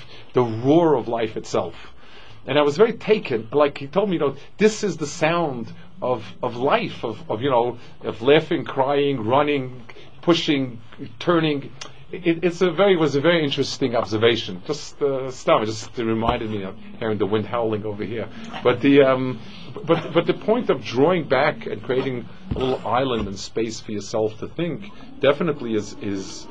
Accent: New York City, New York, United States; I grew up in Manhattan

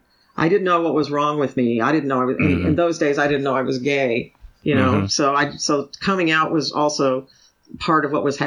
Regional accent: San Antonio, Texas, United States; also born or lived in Richardson; I grew up primarily in Hispanic areas. And then mm-hmm. after that, my dad moved up in his work. He worked for the federal government. So we moved all mm-hmm. over the place. We moved from San Antonio to Richardson, Texas.

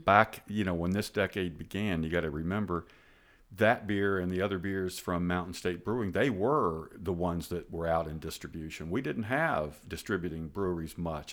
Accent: Charleston area, West Virginia, United States; I grew up in the Charleston area, although I'm not from Charleston, but nearby in the suburbs.

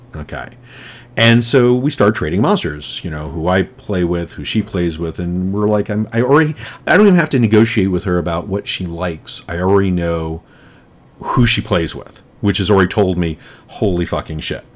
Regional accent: New York, United States; I grew up in New York when Times Square was the the porn mecca that it was

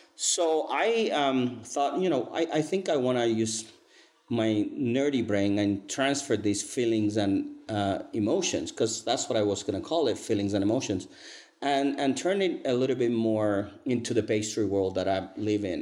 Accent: Cuba; English is a second language; moved away as an adult; now in Salt Lake City, United States; I was born and raised in Cuba

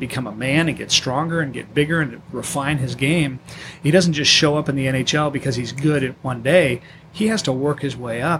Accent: Orange County, California, United States; also born or lived in Ohio; now in San Diego, United States; I grew up in Orange County.

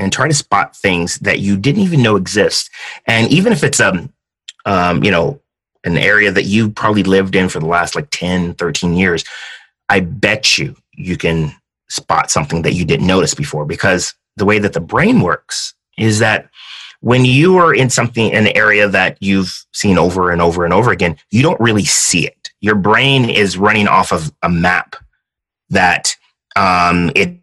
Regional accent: San Diego, California, United States; also born or lived in Kansas City, Missouri / Hawaii; I like to say I'm more San Diegan than most San Diegans. I was born in Kansas City, Missouri. My dad was in the Navy. So when I was 4, we moved to Hawaii. And then we stayed there for a year, and then we ended up getting to San Diego

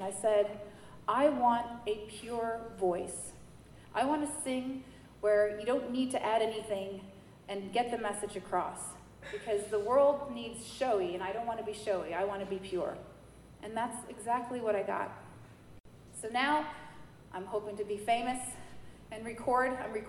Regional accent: New Jersey, United States; also born or lived in Manhattan, New York; I was born August 7th, 1976. Yes, the bicentennial year in Manhattan. I'm a New Yorker. My parents are … when I was seven, we moved to New Jersey

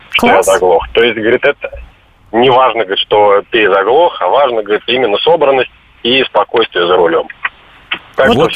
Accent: Saratov, Saratov Oblast, Russia; Я из Саратова.

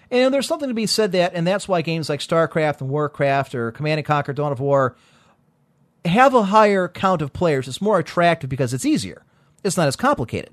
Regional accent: United States; As an American

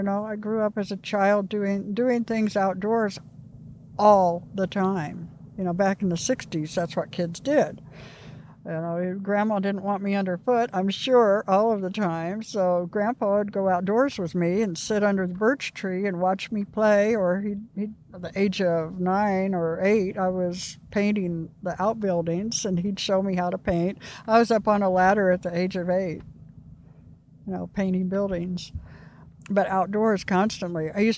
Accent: Clay County, Indiana, United States; I've lived in other places in my life, but I was born in Indianapolis, and at a very early age, as a baby, I moved to Clay County and lived with my grandparents and my mother on my grandpa's old homestead.

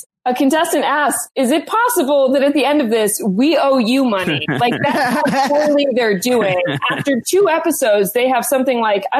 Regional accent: Midwest, United States; I'm also from the Midwest.

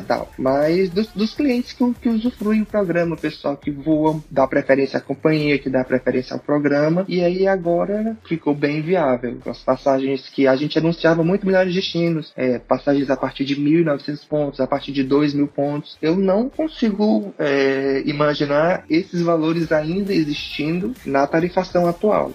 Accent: Fortaleza, Ceará, Brazil; sou de Fortaleza

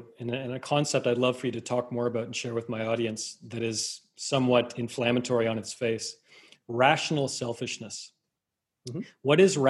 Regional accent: Canada; moved away as an adult; I'm Canadian

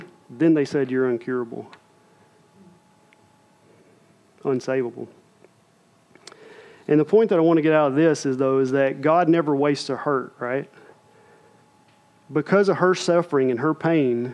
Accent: United States; we as American believers

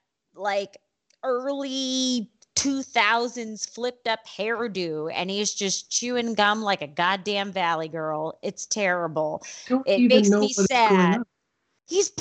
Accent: Houston, Texas, United States; also born or lived in Nevada (Lake Tahoe area); now in Nevada, United States; I'm from Houston

